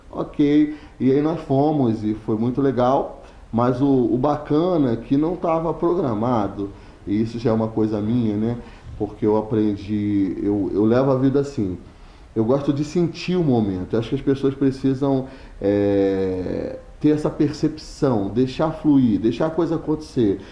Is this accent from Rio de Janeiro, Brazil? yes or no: yes; Teresópolis, Rio de Janeiro, Brazil; eu sou de Teresópolis